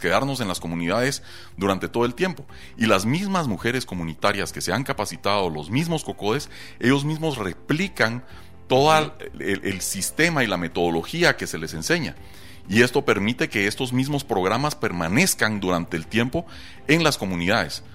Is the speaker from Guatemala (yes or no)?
yes; Guatemala